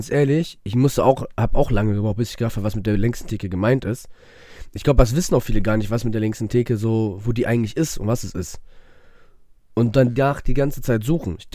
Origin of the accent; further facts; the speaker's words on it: Düsseldorf, North Rhine-Westphalia, Germany; So, das war's dann für mich als Düsseldorfer.